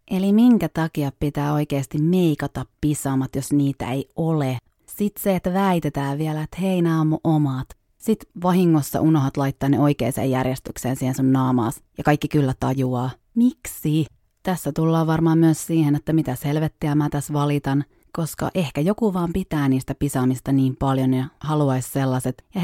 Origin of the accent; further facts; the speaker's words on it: Savonia, Finland; accent: Savo dialect; No nyt tähän voi sitten joku heittää, että miksi mulla ei kunnollista Savon murretta, kun on sieltä kotosi.